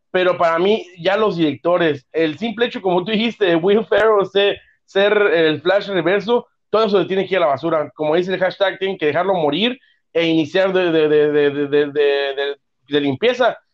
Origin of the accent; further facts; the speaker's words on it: Mexico; como buenos mexicanos